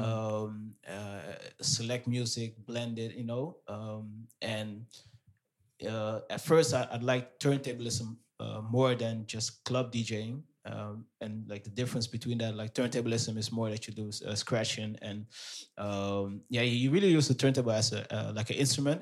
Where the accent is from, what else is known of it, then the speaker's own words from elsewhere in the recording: Amsterdam, North Holland, Netherlands; born and raised in Amsterdam. My parents are from Suriname.